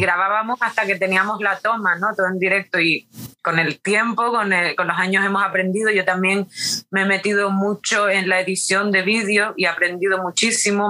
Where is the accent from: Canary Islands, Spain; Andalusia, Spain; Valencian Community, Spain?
Canary Islands, Spain; born or raised there; moved away as an adult; also born or lived in Sweden / New York